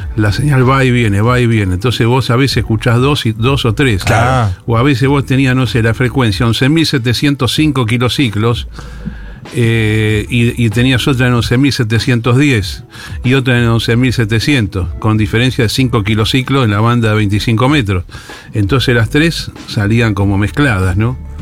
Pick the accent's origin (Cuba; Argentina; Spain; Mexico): Argentina; vengo de Argentina